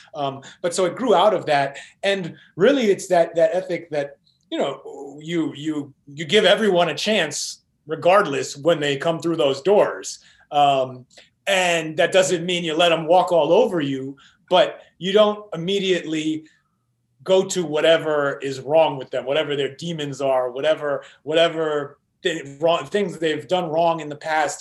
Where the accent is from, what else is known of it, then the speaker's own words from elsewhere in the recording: New York City, New York, United States; moved away; most of the people I grew up with in New York, the kids I went to school